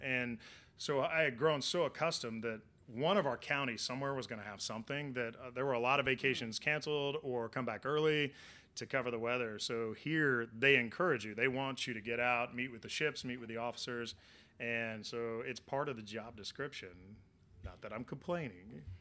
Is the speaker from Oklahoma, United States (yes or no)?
yes; Oklahoma, United States; also born or lived in Florida; now in Miami, United States; I'm from Oklahoma, born and raised, heart of Tornado Alley, and then moved to Florida